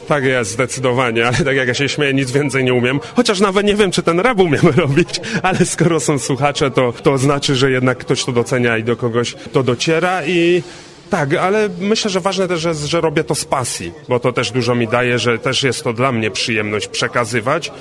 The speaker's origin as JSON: {"language": "Polish", "town": "Częstochowa", "region": "Silesian Voivodeship", "country": "Poland", "said": "jestem z Częstochowy"}